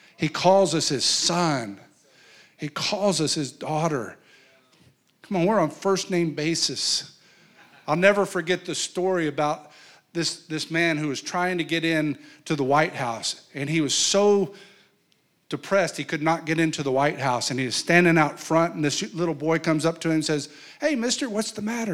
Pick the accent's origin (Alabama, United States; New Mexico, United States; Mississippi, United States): New Mexico, United States; I come from New Mexico, and in New Mexico, there's a place called Chimayo